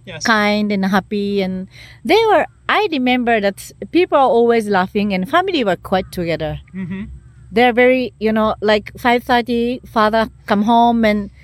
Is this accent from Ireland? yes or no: no; Japan; first language Japanese; English is a second language; moved away as an adult; also born or lived in Netherlands; I couldn't speak any English, any Dutch, nothing, only Japanese. And I was living in a village.